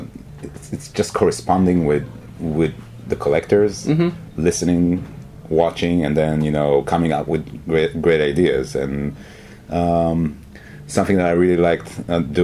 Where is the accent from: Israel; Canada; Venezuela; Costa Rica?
Israel; moved away as an adult; also born or lived in New York, United States; I'm from Israel originally